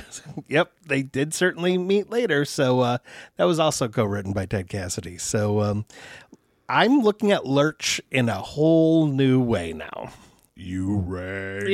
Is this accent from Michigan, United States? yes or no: yes; Troy, Michigan, United States; Troy, Michigan, my hometown